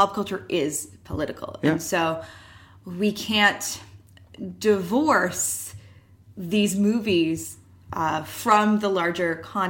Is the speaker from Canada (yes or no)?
yes; Canada; Obviously, we are Canadian